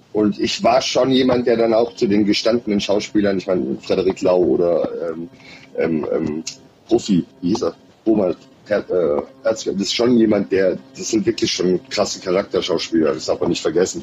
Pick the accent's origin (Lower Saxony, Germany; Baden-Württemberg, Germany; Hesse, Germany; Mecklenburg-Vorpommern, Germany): Hesse, Germany; Odenwald; now in Berlin, Germany; ich bin, wie gesagt, im Odenwald aufgewachsen